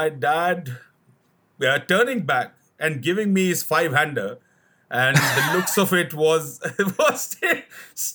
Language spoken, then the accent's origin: English; Delhi, India; I was born and brought up in Delhi, the capital of India